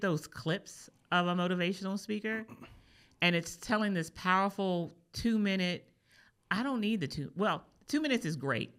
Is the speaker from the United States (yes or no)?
yes; East Coast, United States; I'm from the East Coast